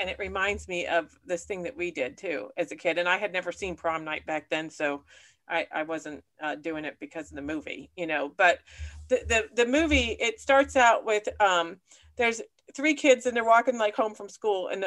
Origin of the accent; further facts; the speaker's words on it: Punxsutawney, Pennsylvania, United States; my hometown of Punxsutawney